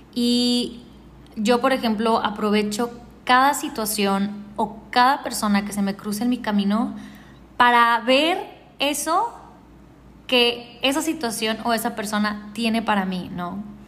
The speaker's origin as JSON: {"language": "Spanish", "town": "Ciudad Juárez", "region": "Chihuahua", "country": "Mexico", "tie": "born or raised there", "moved": "yes", "lives_now": "Cartagena, Colombia", "said": "Yo nací en Ciudad Juárez, Chihuahua en México. Hace muchísimo tiempo que ya no vivo en Juárez."}